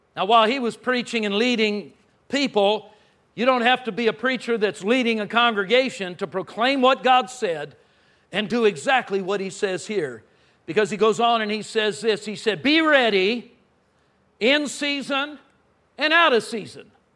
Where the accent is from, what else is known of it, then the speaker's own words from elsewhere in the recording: Southern California, United States; now in Texas, United States; I grew up in Southern California.